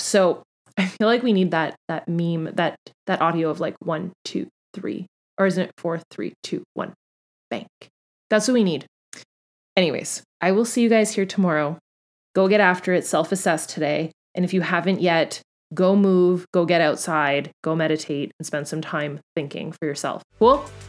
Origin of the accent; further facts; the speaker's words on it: Canada; also born or lived in Florida; I'm Canadian